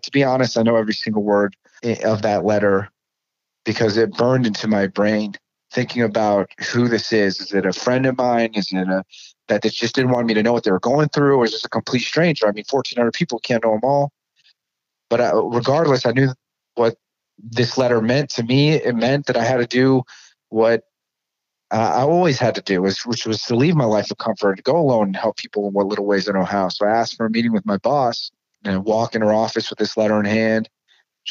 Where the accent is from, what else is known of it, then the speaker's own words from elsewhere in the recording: Ohio, United States; my home state. I was born, raised, educated. I work and live in Ohio